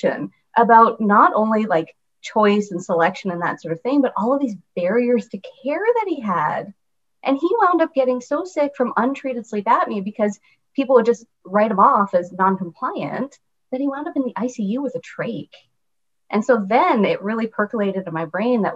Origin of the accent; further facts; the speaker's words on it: Canada; moved away as an adult; also born or lived in Grand Forks, North Dakota; now in United States; I'm Canadian